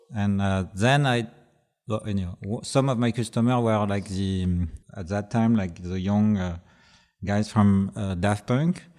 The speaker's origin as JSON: {"language": "English", "region": "Brittany", "country": "France", "also_born_or_lived": "Paris", "second_language": "English", "said": "I'm from Bretagne, Brittany, which is west of France"}